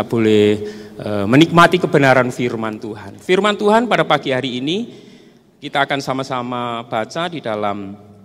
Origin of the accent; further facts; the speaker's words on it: Salatiga, Central Java, Indonesia; also born or lived in Pulutan / Bawen; saya dibesarkan di tengah-tengah, eh, kehidupan di asrama, di Pondok Diakonia yang sekarang ada di Bawen